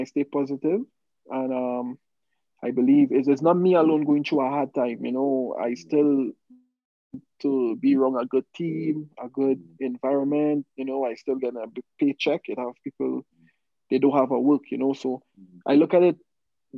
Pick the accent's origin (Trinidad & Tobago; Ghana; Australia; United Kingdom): Trinidad & Tobago; moved away as an adult; now in Utah, United States; I'm from Trinidad.